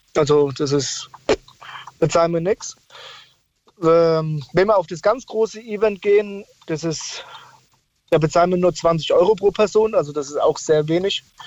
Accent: Odenwald, near Bensheim, Fürth, Hesse, Germany; ich bin damals im Rotenwald aufgewachsen, da war es auf der Lindenfelser Burg, das ist in der Nähe von Bensheim, Fürth, Hessen.

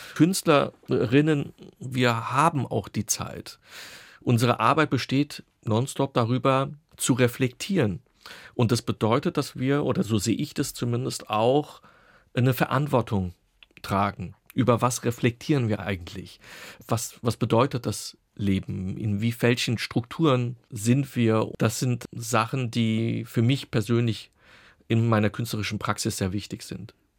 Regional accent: Offenbach am Main, Hesse, Germany; now in Berlin, Germany; So sind wir oder bin ich dann auch nach meinen beiden Schwestern in Offenbach geboren und auch groß geworden

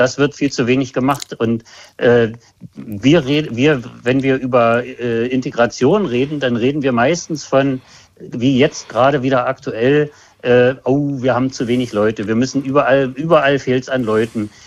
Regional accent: GDR, near the inner-German border, East Germany, Germany; Ich bin in der DDR aufgewachsen, äh, dicht an der äh, Grenze zum äh, anderen Teil Deutschlands

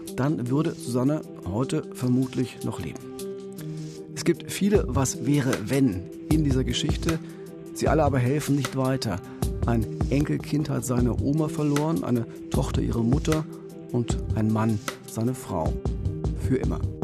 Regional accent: Frankfurt, Brandenburg, Germany; Frankfurt an der Oder, meine Heimatstadt, direkt an der Grenze zu Polen

